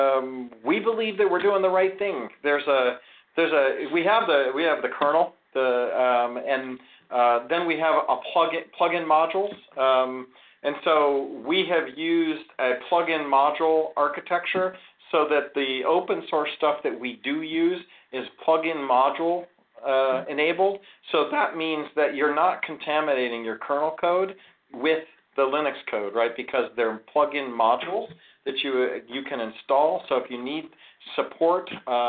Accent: Ohio, United States; also born or lived in Florida; now in California, United States; My old stomping grounds is Ohio. I grew up in Ohio, then I moved to Florida, and then I moved to California

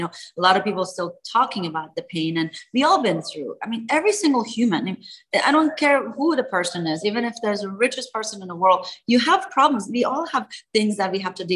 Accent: Tehran, Tehran Province, Iran; moved away; I was born in Tehran, Iran, during the revolution

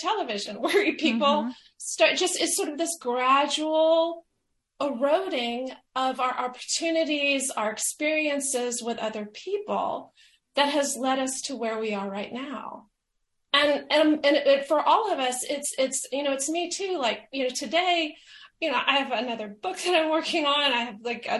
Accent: the American South, United States; I'm from the American South

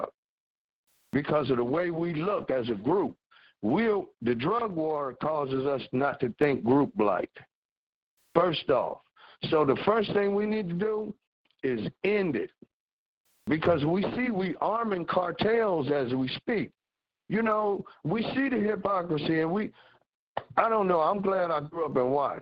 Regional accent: Los Angeles, California, United States; I'm from Watts

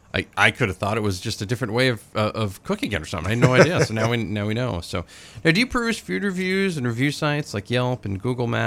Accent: Livermore, Maine, United States; I grew up in Livermore

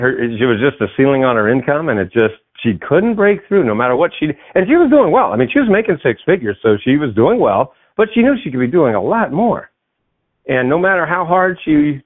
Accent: New England, United States; I grew up in New England, so there was Channel 56 and Channel 38

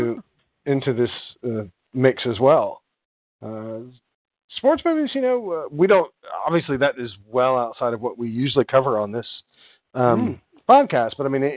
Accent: United States; I'm an American

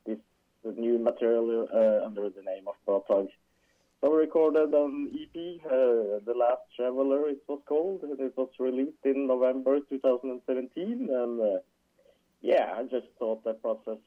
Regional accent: Trondheim, Trøndelag, Norway; I am from Trondheim, or we are living in Trondheim. It's basically just in the middle of Norway

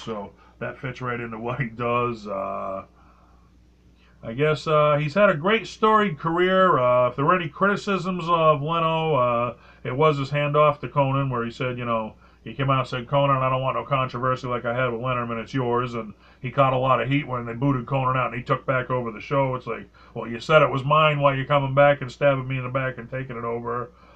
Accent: New England, United States; I'm I'm I'm from New England

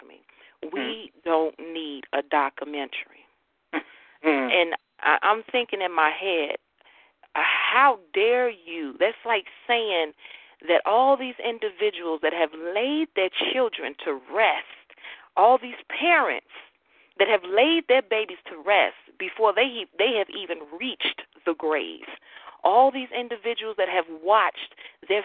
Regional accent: Chicago, Illinois, United States; I was born and raised in Chicago

